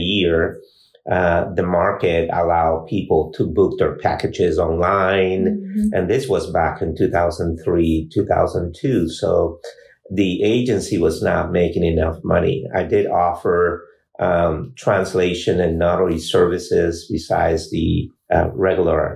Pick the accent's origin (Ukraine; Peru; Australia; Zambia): Peru; also born or lived in California; now in Fort Wayne, United States; I grew up in Peru, South America, and moved to California in 1982